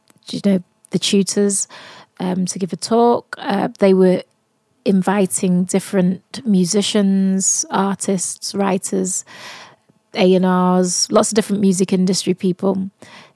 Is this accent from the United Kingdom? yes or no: yes; Manchester, North West England, United Kingdom; accent: Mancunian; I'm from Manchester as well